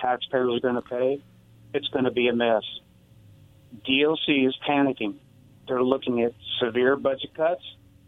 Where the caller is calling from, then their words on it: Walla Walla, Washington, United States; Yeah, this is … from Walla Walla.